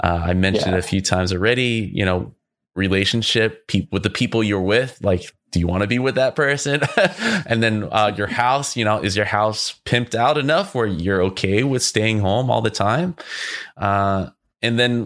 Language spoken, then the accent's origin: English; Southern California, United States; moved away as an adult; also born or lived in San Francisco Bay Area; I'm originally from Southern California